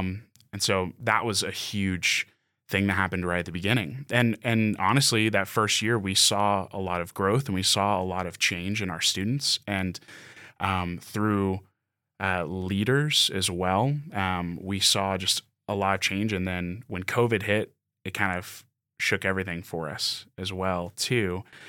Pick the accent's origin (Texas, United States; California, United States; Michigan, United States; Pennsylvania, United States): Texas, United States; moved away as an adult; now in Utah, United States; I grew up in Texas, lived there for 23 years before I moved here.